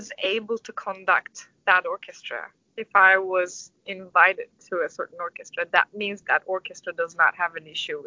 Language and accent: English; Istanbul, Turkey; English is a second language; also born or lived in New York; now in United States; I'm from Istanbul, so what I can say is I'm from a bigger city